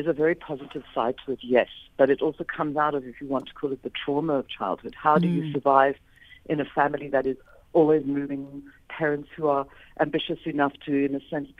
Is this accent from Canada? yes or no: no; England, United Kingdom; born there; also born or lived in Scotland / Australia / United States; Hence, I was born in England. Then we went to live in Scotland, then we went to Australia, came back to England, la, la, la.